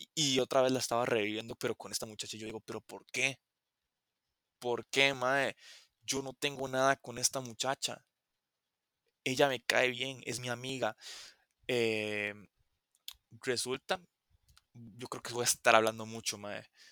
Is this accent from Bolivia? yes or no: no; Costa Rica; aquí en Costa Rica pasa que yo soy de Costa Rica